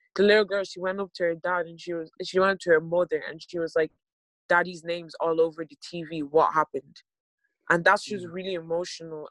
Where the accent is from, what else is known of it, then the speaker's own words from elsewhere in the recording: Ireland; I was born in Ireland in 2001 and we've been living here